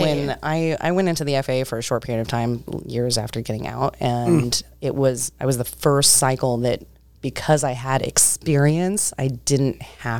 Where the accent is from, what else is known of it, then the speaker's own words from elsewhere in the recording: California, United States; I'm from California.